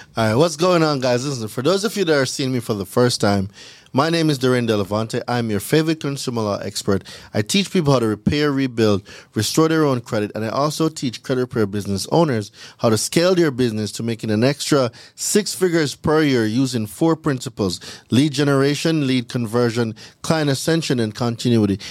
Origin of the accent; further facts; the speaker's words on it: Jamaica; moved away as an adult; I'm from Jamaica. I'm not from here. So, I came here in two thousand and ten on a school work and travel visa